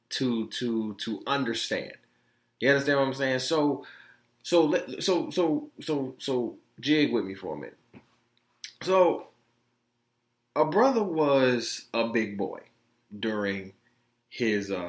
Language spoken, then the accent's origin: English; Detroit, Michigan, United States; also born or lived in Florida; I was born in Florida, raised in Detroit